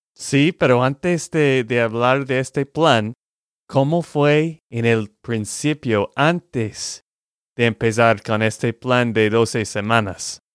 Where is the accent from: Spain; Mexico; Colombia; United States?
United States; Texas; de Texas, Estados Unidos